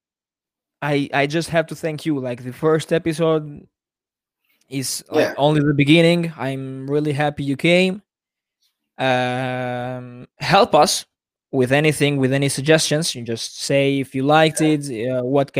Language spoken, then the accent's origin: English; Italy; I'm from Italy